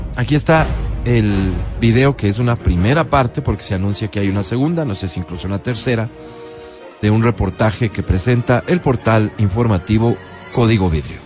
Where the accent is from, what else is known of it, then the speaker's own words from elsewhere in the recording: Ecuador; Como ecuatoriano